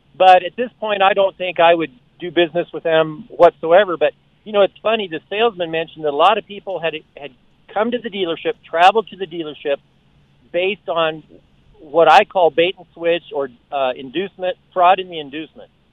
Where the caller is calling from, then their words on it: Colorado, United States; I was calling from Colorado